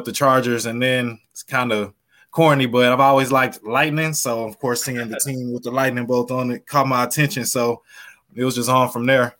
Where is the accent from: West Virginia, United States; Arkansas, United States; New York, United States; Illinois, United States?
Arkansas, United States; Little Rock; I'm from Little Rock, Arkansas.